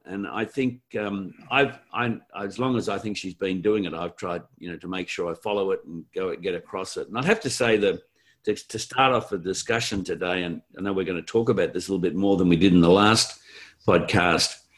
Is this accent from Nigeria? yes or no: no; Australia; being Australian working the globe